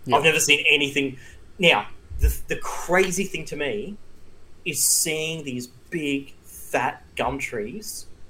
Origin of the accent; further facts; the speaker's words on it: Tamborine Mountain, Queensland, Australia; we grew up on Tamborine Mountain.